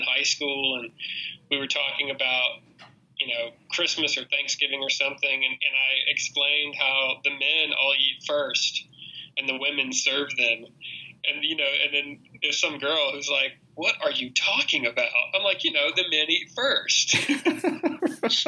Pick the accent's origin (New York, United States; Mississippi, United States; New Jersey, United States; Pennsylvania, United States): Mississippi, United States; I was from Mississippi